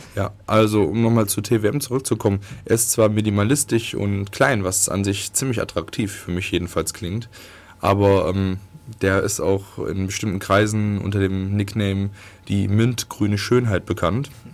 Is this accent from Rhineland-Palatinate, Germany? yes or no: no; Viersen, North Rhine-Westphalia, Germany; moved away; die aus meinem kleinen Dorf kommt, wo ich herkomme, in, im tiefen Nordrhein-Westfalen